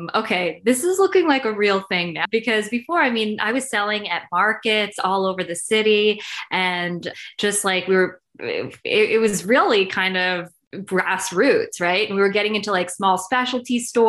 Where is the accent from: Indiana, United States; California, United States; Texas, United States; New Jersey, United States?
New Jersey, United States; I grew up in Jersey, and I was probably one of the only South Asian kids in my school